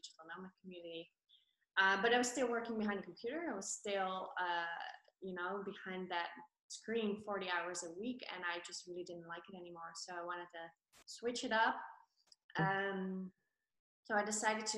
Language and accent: English; Netherlands; moved away as an adult; also born or lived in Colombia; now in Tenerife, Spain; I'm from Holland